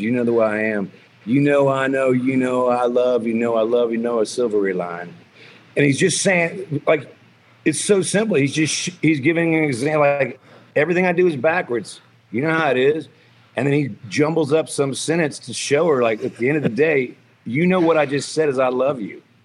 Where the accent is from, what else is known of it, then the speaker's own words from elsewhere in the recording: Texas, United States; a guy from Texas that's proud of being a Texan like I am